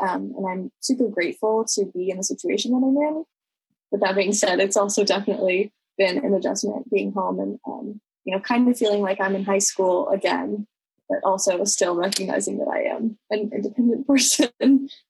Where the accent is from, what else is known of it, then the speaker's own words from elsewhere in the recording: Bainbridge Island, Washington, United States; I'm in my bedroom. That's my physical space on Bainbridge Island in my hometown.